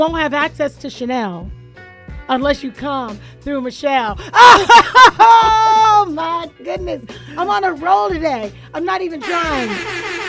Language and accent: English; Florida, United States; now in Atlanta, United States; I'm from Florida